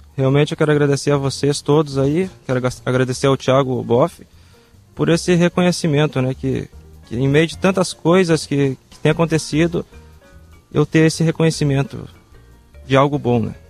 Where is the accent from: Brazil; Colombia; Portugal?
Brazil; Novo Hamburgo, Rio Grande do Sul; moro em Novo Hamburgo, nasci em Novo Hamburgo